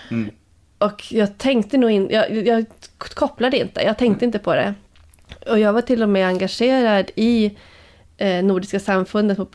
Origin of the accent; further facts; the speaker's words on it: Luleå, Norrbotten County, Sweden; Eh, I Luleå.